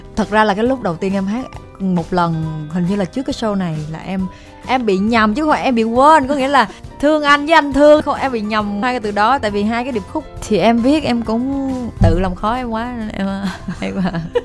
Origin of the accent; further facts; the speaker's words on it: Vietnam; tôi sinh ra ở Việt Nam